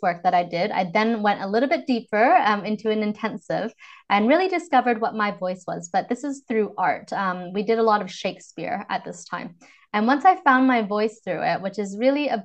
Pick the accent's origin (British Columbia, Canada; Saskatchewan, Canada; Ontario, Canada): British Columbia, Canada; Vancouver; accent: North American; moved away as an adult; now in London, United Kingdom; I'm originally from Vancouver, Canada, but I moved to the UK, London, about exactly over 7 years ago.